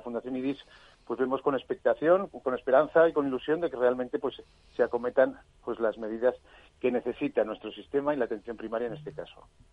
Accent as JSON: {"language": "Spanish", "town": "Zaragoza", "region": "Aragon", "country": "Spain", "said": "en Zaragoza, en mi tierra"}